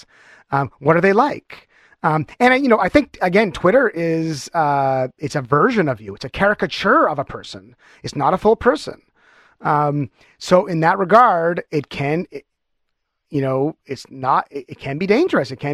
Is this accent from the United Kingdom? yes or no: no; Canada; I'm stereotypical Canadian in that way.